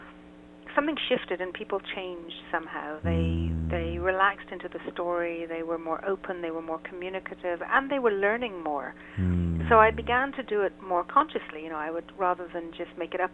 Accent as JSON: {"language": "English", "country": "Ireland", "lives_now": "Israel", "said": "I'm based in Israel. Uh-huh. I'm originally from Ireland, so I'm quite an international, certainly an international sound."}